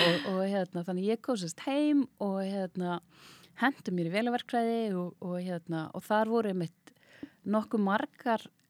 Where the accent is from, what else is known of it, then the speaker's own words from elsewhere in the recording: Reykjavík, Capital Region, Iceland; also born or lived in Hafnarfjörður; ég elst upp í Reykjavík, bjó fyrstu árun mín í Hafnafjörði